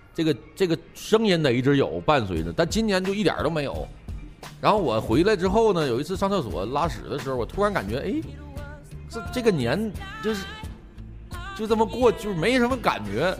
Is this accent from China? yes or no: yes; Northeast China, China; 我就作为一个东北人